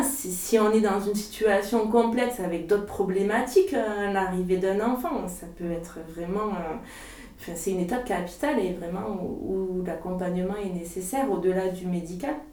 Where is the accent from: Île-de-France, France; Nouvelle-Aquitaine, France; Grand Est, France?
Nouvelle-Aquitaine, France; Lot-et-Garonne; moved away as an adult; also born or lived in Marseille / Salon-de-Provence; je suis originaire d'ici, du Lot-et-Garonne